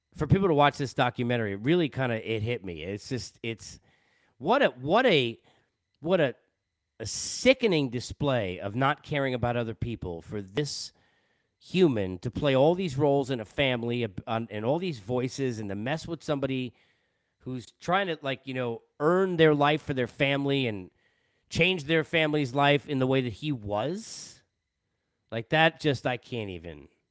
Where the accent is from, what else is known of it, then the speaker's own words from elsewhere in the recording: Long Island, New York, United States; moved away as an adult; also born or lived in Boston / Los Angeles; I'm a Jew from Long Island who at twenty years old was already, you know, living in Boston on my way to L